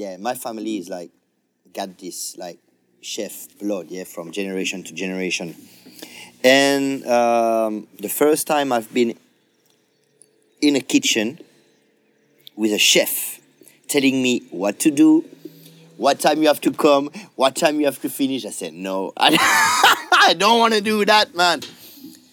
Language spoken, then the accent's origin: English; near Geneva, Auvergne-Rhône-Alpes, France; I grew up in France, just near Geneva